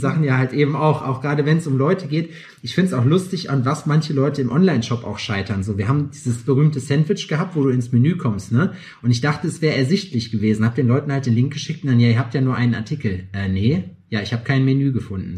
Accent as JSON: {"language": "German", "town": "Lüdenscheid", "region": "North Rhine-Westphalia", "country": "Germany", "moved": "yes", "said": "ich bin Sauerländer, kein Pottler, aber ich komme von der Grenze"}